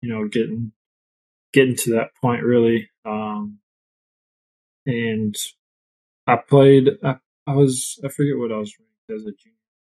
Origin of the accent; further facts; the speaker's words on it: Wisconsin, United States; also born or lived in St. Louis, Missouri; I grew up in St. Louis, and I think when I was and either in kindergarten or first age, we moved up here to Wisconsin